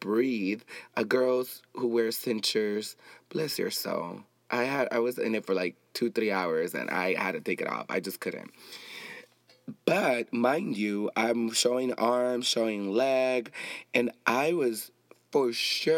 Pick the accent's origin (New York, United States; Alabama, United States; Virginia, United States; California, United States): California, United States; Compton; I grew up in Compton. I grew up with black people too.